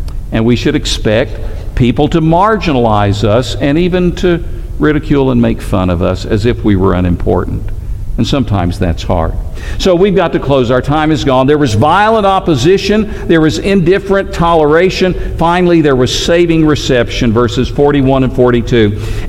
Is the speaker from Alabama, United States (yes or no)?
yes; Alabama, United States; also born or lived in Tennessee; I'm from Alabama. Alabama and Auburn are two really big rivals. I happen to be a Tennessee fan myself. I grew up there.